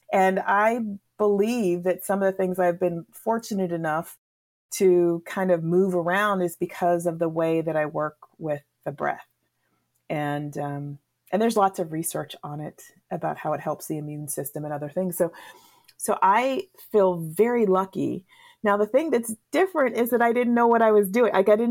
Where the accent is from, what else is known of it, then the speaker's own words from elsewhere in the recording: New England, United States; So I grew up in the Northeast region of the United States. That region is called New England.